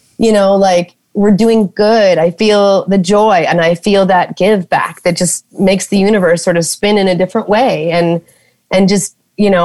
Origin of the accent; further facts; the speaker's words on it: North Dakota, United States; moved away as an adult; now in Minnesota, United States; Like a good North Dakota girl where I grew up in North Dakota.